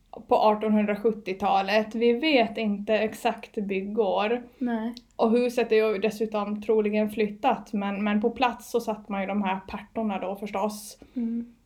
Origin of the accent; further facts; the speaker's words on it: Åland, Finland; nu har jag varit hemma på Åland och tittat mycket på tak och sådär